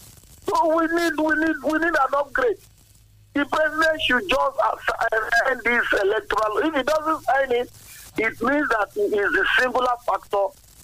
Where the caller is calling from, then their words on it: Abeokuta, Ogun State, Nigeria; I'm calling from Asokuta.